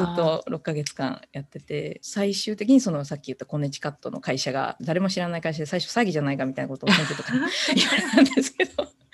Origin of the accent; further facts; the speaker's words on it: Tokyo, Japan; moved away as an adult; also born or lived in Connecticut; now in San Jose, United States; もともと東京出身なので、もともと日本にいたんですけども、その後高校卒業後に、まあ、現在の三ノ瀬の大学に行きまして